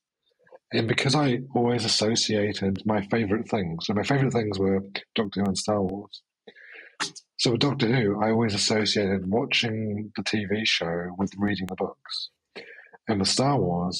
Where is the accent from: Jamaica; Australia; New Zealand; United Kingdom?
New Zealand; I'm from New Zealand